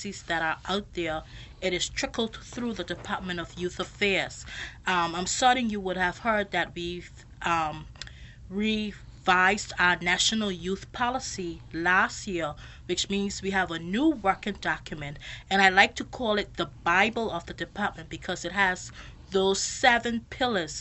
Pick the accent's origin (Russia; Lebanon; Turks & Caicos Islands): Turks & Caicos Islands; Cockburn Town, Grand Turk; Originally, I am from Grand Turk